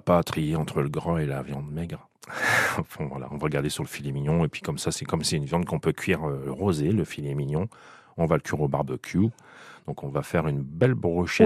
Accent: Picardy, Hauts-de-France, France; je suis picard

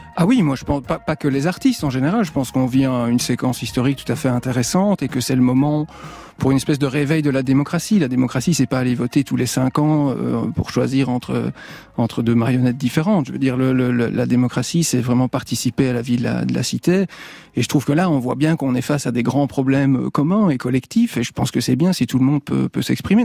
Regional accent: Belgium; moved away; also born or lived in Liège; dans mon pays d'origine, en Belgique

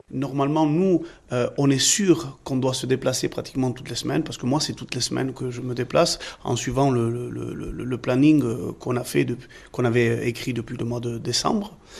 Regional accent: Limoges, Nouvelle-Aquitaine, France; Limoges, moi je suis de Limoges

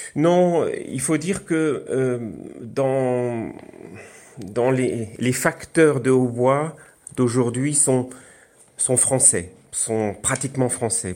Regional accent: Alsace, Grand Est, France; je suis alsacien

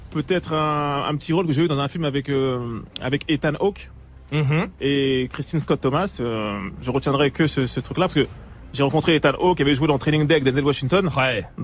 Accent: Cameroon; Moi, j'aime bien les plats africains. Je suis camerounais, j'aime bien le ndolé

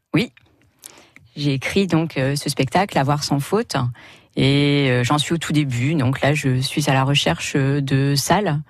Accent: the Nord, Hauts-de-France, France; chez nous, dans le Nord

